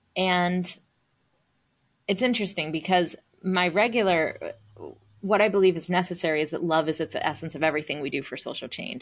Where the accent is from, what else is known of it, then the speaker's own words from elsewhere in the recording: the South, United States; being a first generation, um, Indian American, uh, growing up in the South